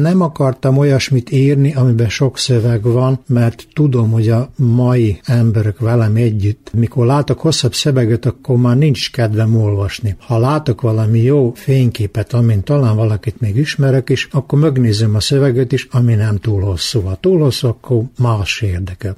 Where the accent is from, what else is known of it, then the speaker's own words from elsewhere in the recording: Muzlja, Vojvodina, Serbia; accent: tájszólás (local dialect); Én benszülött muzlai vagyok, úgy is beszélek